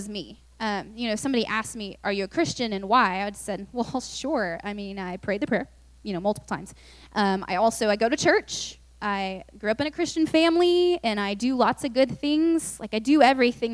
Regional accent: Lubbock, Texas, United States; also born or lived in Austin; I just moved to UT, and I'm from Lubbock, so I knew no one, because no one from Lubbock usually goes to UT

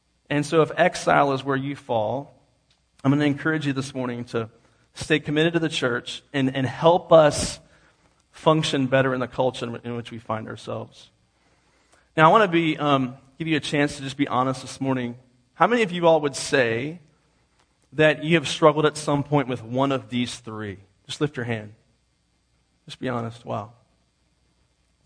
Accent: East Coast, United States; I grew up on the East Coast

